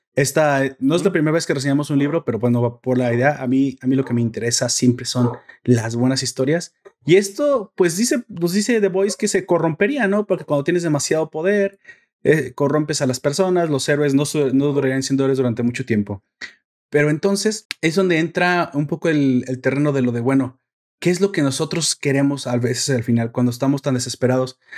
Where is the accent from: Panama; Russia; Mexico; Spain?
Mexico; yo soy mexicano